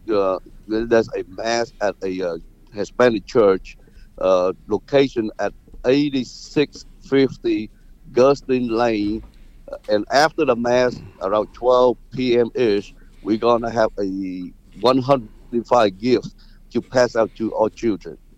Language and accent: English; Vietnam; now in Houston, United States; originally I came from Vietnam. It's a third world country